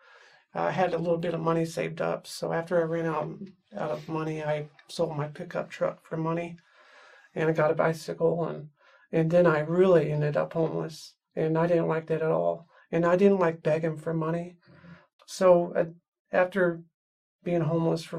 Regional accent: Wichita Falls, Texas, United States; moved away as an adult; now in Salt Lake City, United States; So I grew up in Wichita Falls, Texas, a little small town in north central Texas, close to Oklahoma. And I was growing up there until about 20 years old.

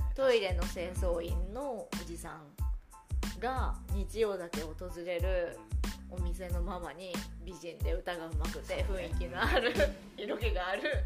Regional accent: Tokyo, Japan; 東京生まれで東京育ちなんです。

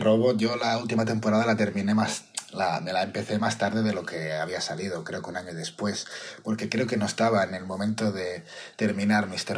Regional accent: Barcelona, Catalonia, Spain; soy de Barcelona

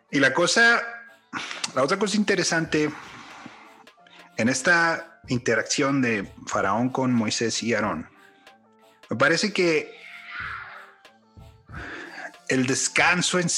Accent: Mexico; now in United States; Como mexicano, pero viviendo en, Estados Unidos, viviendo en otras partes.

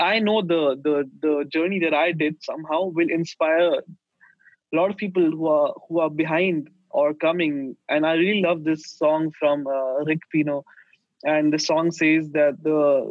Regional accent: India; moved away as an adult; also born or lived in Sweden; since we are from India, like, hospitality is our culture

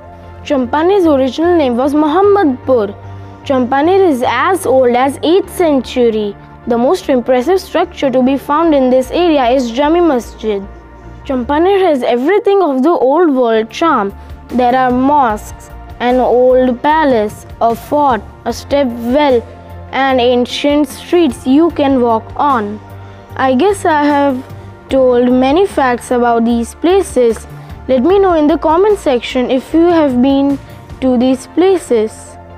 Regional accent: Gujarat, India; As we are from Gujarat

